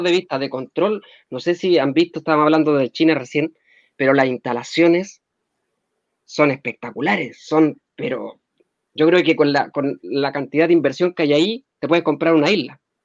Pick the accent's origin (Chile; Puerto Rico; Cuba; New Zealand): Chile; soy de Chile, tengo tal edad, me dedico a tal cosa.